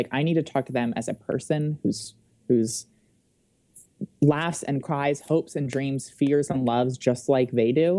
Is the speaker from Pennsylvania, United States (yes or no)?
no; Wilmington, Delaware, United States; moved away as an adult; I grew up in Wilmington, Delaware, and I had always wanted to return to Delaware after I graduated from college